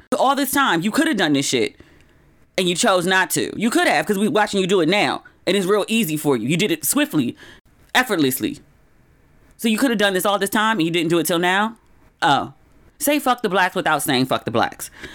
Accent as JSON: {"language": "English", "country": "United States", "also_born_or_lived": "Los Angeles / Ghana / East Coast", "moved": "as an adult", "said": "I'm from America"}